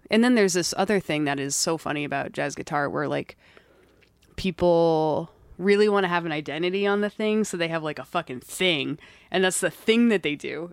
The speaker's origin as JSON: {"language": "English", "town": "Gaithersburg", "region": "Maryland", "country": "United States", "moved": "yes", "said": "I'm from Maryland"}